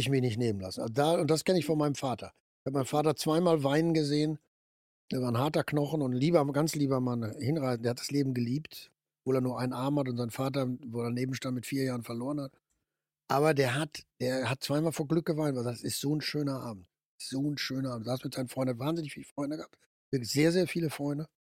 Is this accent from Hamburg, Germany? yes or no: no; Ruhr area, North Rhine-Westphalia, Germany; Komme ich nur noch aus dem Ruhrgebiet, also wir im Ruhrgebiet